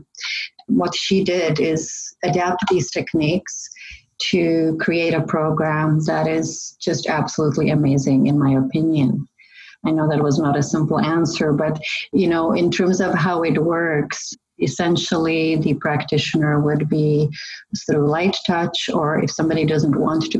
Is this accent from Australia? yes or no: no; Czechia; now in Canada; I was actually born in the Czech Republic, but I came to Canada in the 80s